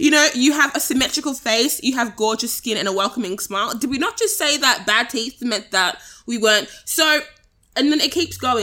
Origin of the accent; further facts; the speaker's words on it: Australia; as Australians